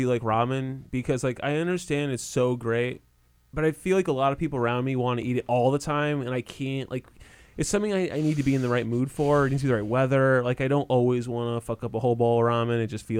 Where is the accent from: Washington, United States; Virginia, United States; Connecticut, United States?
Connecticut, United States; growing up in Connecticut, it's just like especially like in a small town in Connecticut